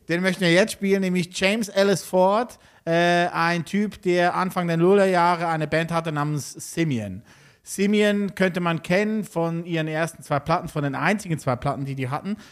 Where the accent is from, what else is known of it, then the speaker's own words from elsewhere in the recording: Switzerland; wie ich auch aus der Schweiz